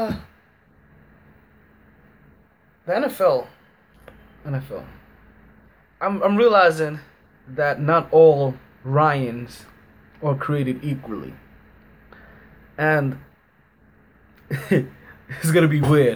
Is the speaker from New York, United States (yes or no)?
yes; New York, United States; being a New Yorker